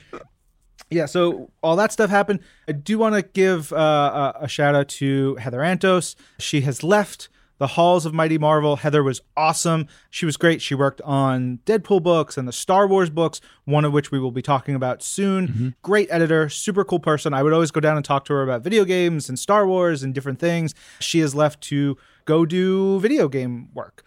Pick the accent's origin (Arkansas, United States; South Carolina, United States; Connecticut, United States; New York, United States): New York, United States; I'm a New Yorker.